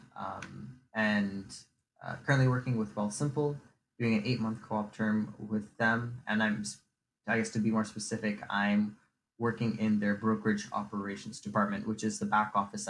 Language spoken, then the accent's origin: English; St. Catharines, Ontario, Canada; I am from Niagara, born and raised in Niagara, St. Catharines to be specific